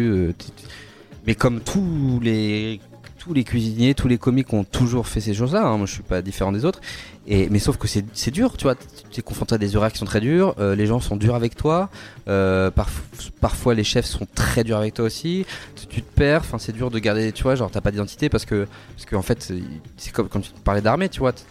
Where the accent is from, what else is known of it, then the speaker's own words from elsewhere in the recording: Paris, Île-de-France, France; en plus, on est parisien, donc euh, à Paris, c'est encore plus difficile.